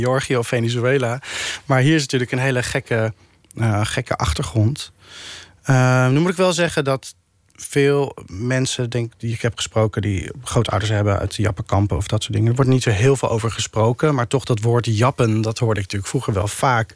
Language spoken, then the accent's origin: Dutch; The Hague, South Holland, Netherlands; ik kom ook uit Den Haag, dus, eh, in mijn straat, eh, in Bohemen, de Lohengrinstraat